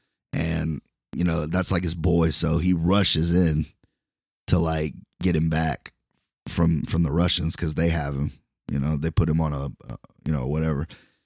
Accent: Brooklyn, New York, United States; I'm from Brooklyn, you know?

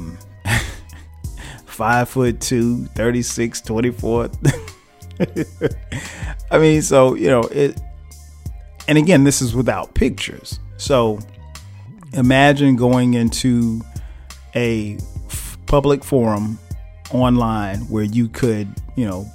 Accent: South Carolina, United States; moved away as an adult; now in Atlanta, United States; we're from South Carolina

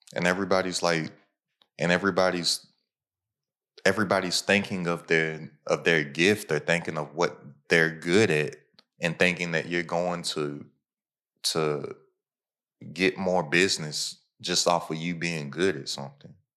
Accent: Kentucky, United States; I'm from Kentucky

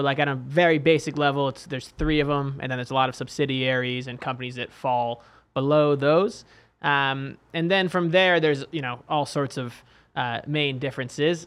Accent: New York City, New York, United States; now in Bay Area, United States; I actually grew up in New York City

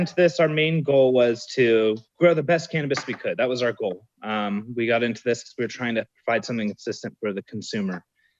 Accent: California, United States; now in Southern California, United States; I am not from Mendocino County. I'm from Central California.

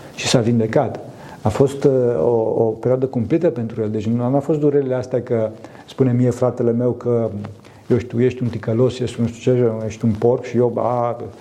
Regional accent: Transylvania, Romania; sunt din Transilvania

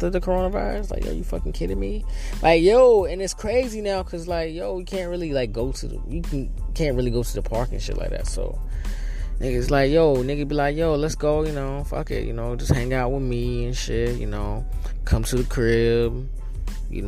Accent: North Carolina, United States; now in New York City, United States; I'm originally from North Carolina.

